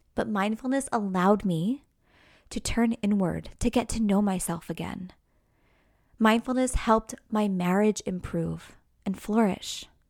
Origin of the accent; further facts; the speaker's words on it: New York, United States; now in New Jersey, United States; I'm from New York, right outside New York City